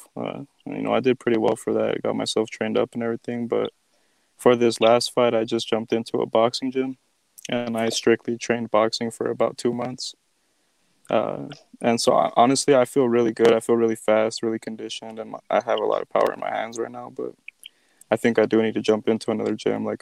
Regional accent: Nogales, Arizona, United States; I'm from Nogales, Arizona, and we call it No-Gi down here.

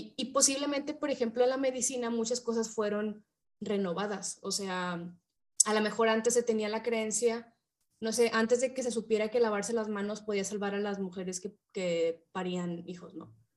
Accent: Mexico; somos mexicanas

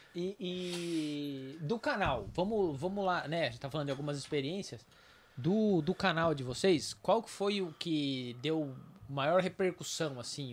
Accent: São Paulo, Brazil; moved away as an adult; now in Amparo, Brazil; eu não sou de Amparo, né? Eu sou de São Paulo, mas moro aqui já desde

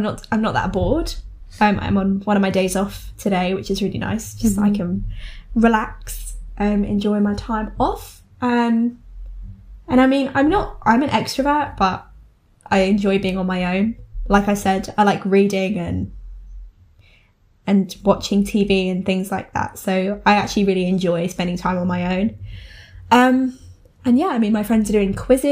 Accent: Essex, East of England, United Kingdom; accent: Essex; we're from Essex

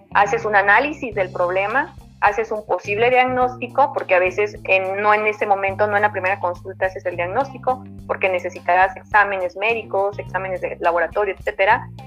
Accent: Sonora, Mexico; somos aquí sonorenses

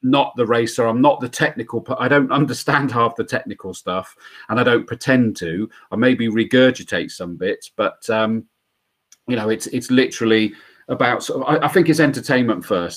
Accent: Yate, South West England, United Kingdom; now in Swindon, United Kingdom; I still only live in Swindon now. I grew up in Yate, the other side, Yater

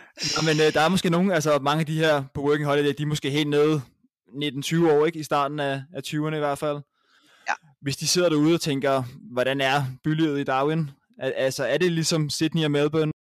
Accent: Copenhagen, Capital Region of Denmark, Denmark; Jeg, jeg er fra København

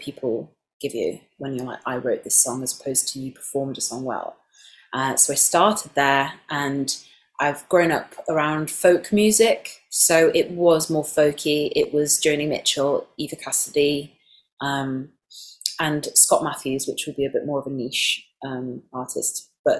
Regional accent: Nottingham, East Midlands, United Kingdom; also born or lived in York; now in London, United Kingdom; Nottingham, my hometown, because that is where it all began. It's where my family are.

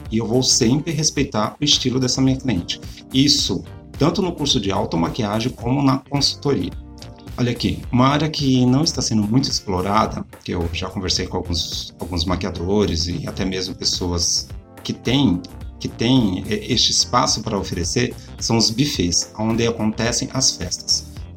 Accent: São Paulo, Brazil; Vocês sabem que eu sou de São Paulo

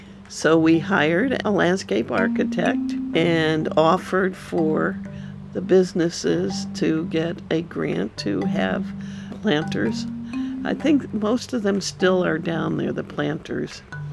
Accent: California, United States; now in Santa Cruz, United States; live in Santa Cruz, have lived here for over 30 years, and came here as a result of the earthquake. I came from Southern California.

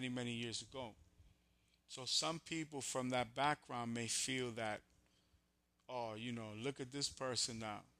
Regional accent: New York, United States; I'm from New York

